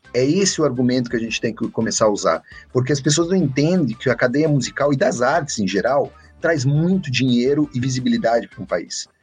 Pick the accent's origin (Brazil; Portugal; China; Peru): Brazil; Gaúcho, Rio Grande do Sul; Eu sou gaúcho